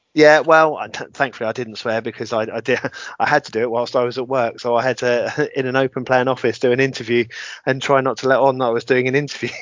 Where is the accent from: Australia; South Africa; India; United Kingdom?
United Kingdom; England; Being typically English